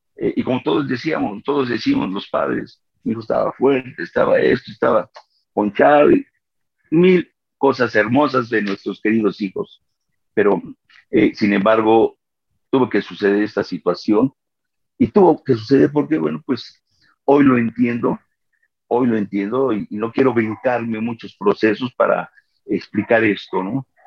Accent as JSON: {"language": "Spanish", "region": "Mexico City", "country": "Mexico", "said": "soy de México, de la Ciudad de México"}